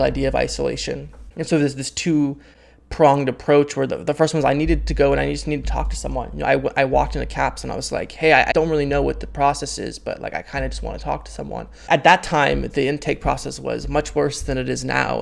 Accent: Half Moon Bay, California, United States; born and raised in Half Moon Bay, California.

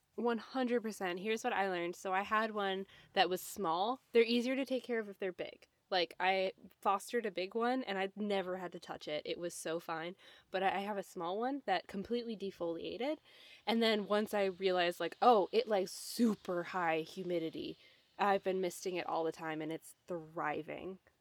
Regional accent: Midwest, United States; I'm from the Midwest

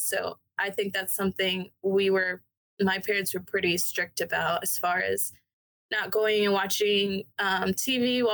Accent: Decatur, Georgia, United States; also born or lived in Denver, Colorado / Canton, Georgia; I grew up here

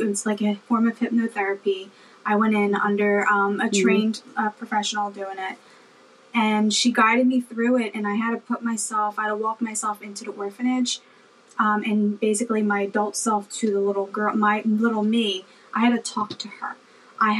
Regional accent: Philadelphia, Pennsylvania, United States; also born or lived in Câmpulung, Romania; now in New Jersey, United States; I currently live in New Jersey, which is like maybe 20 minutes right outside of Philadelphia. And that's where I was raised, in Philadelphia

